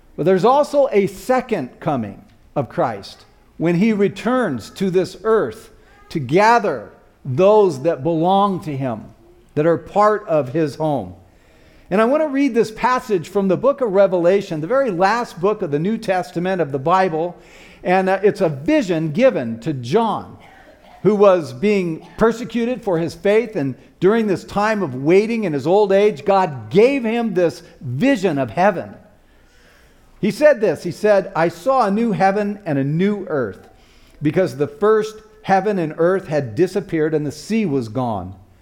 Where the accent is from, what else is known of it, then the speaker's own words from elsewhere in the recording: Tucson, Arizona, United States; also born or lived in Flagstaff, Arizona; my hometown, which was in Tucson, Arizona